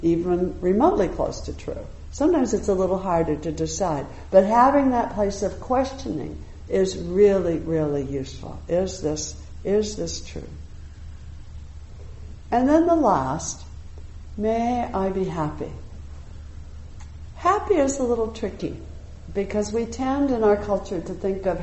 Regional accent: United States; I'm an American

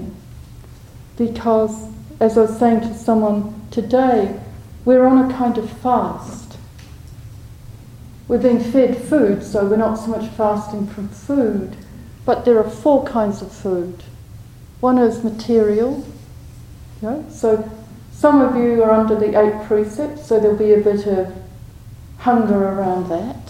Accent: New Zealand; I'm a Kiwi, used to lots of space

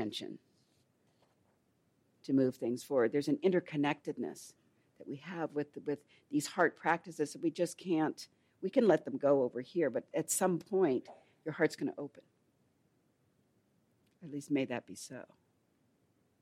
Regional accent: Los Angeles, California, United States; moved away; I grew up in Los Angeles in South LA.

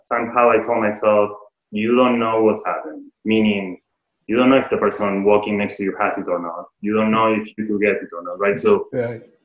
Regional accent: Argentina; moved away; I'm from Argentina

